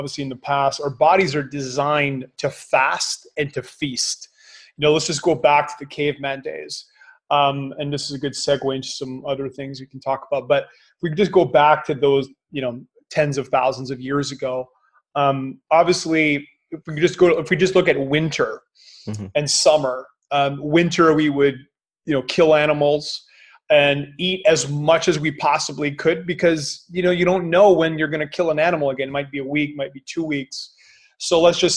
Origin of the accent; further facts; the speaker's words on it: Canada; I'm Canadian